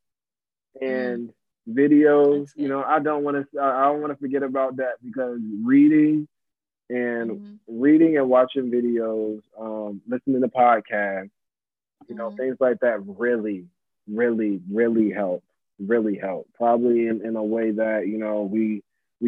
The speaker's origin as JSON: {"language": "English", "town": "Virginia Beach", "region": "Virginia", "country": "United States", "tie": "born or raised there", "said": "I grew up in Virginia Beach"}